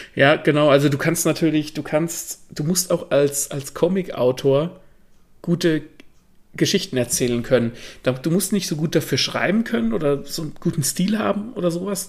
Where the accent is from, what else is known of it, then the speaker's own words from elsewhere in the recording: Germany; bei uns in Deutschland